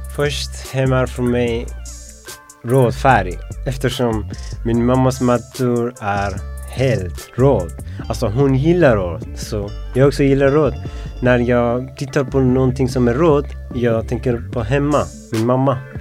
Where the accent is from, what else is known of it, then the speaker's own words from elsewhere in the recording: Afghanistan; Swedish is a second language; now in Sweden; Jag kommer från Afghanistan. Jag har varit i Sverige uh, tre år